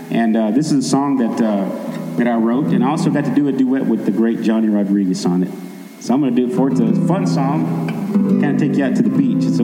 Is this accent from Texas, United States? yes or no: yes; Texas, United States; I grew up uh, in my home state of Texas. And uh, growing up in Texas, I always loved the honky tonk music